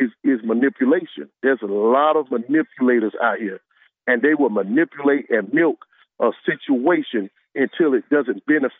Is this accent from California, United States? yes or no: no; Atlantic Beach, Florida, United States; I'm from the Beach, Atlantic Beach, okay, in Jacksonville.